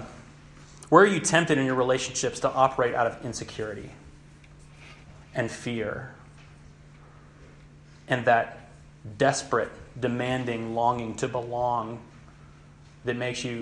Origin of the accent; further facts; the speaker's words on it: Knoxville, Tennessee, United States; moved away; I'm from Knoxville, Tennessee